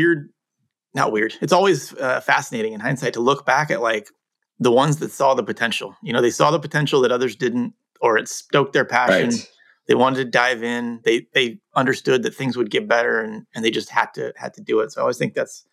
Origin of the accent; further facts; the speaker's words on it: Cupertino, California, United States; also born or lived in England; when I moved from England to the US when I was 8, and we moved to Cupertino.